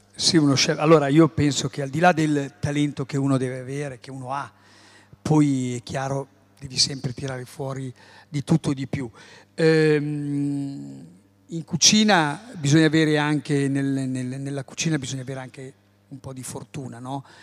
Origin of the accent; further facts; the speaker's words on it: Emilia-Romagna, Italy; io sono emiliano. Nasco in un paese, in un posto dove la pasta